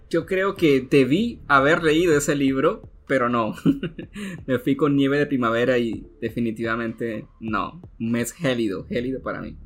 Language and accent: Spanish; Colombia; acá en mi país, en la ciudad de Bogotá